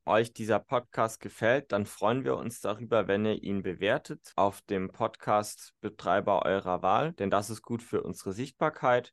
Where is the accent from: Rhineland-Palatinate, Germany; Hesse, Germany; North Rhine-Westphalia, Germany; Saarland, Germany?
North Rhine-Westphalia, Germany; in meiner Heimatregion Südwestfalen